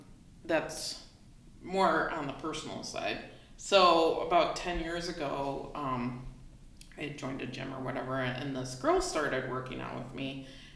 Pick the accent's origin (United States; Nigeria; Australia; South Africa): United States; Wisconsin; I am.